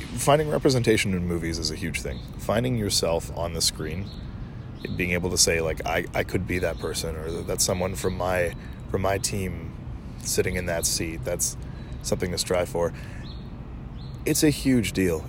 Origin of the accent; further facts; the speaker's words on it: Canada; I'm a Canadian, a proud Canadian at that.